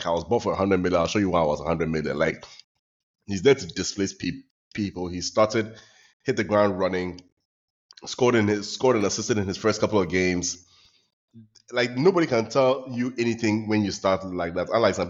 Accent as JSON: {"language": "English", "region": "England", "country": "United Kingdom", "said": "And I'm very happy as an Englishman, considering the record English boys have in Spain"}